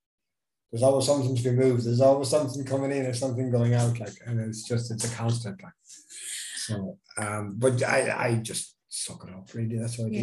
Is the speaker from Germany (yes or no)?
no; Galway, Connacht, Ireland; also born or lived in Dublin / Newbridge, County Kildare / Kilcolgan; I was born in Dublin, first 10 years of my life in Newbridge, County Kildare. Moved to Galway when I was 10, went to school in Galway, lived in the city, studied in art college, and left Galway in 1985, 86 possibly.